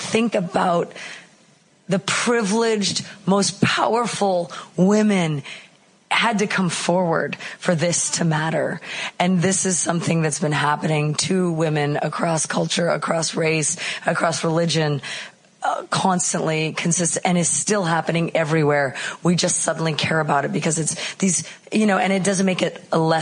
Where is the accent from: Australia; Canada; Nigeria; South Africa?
Canada; moved away as an adult; now in Chicago, United States; I'm originally Canadian, but I moved to Chicago a long time ago.